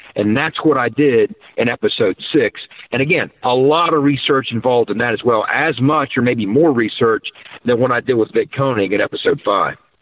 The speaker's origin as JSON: {"language": "English", "town": "Davis", "region": "West Virginia", "country": "United States", "said": "Davis, West Virginia, and beautiful Tucker County, West Virginia"}